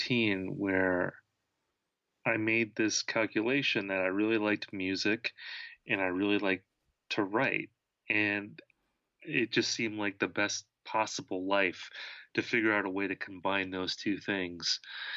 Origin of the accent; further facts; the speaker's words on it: Wisconsin, United States; I was growing up in Wisconsin